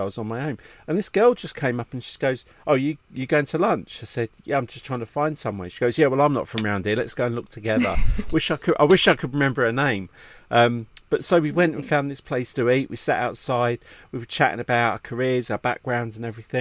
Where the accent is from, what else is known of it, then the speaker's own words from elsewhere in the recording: England, United Kingdom; being English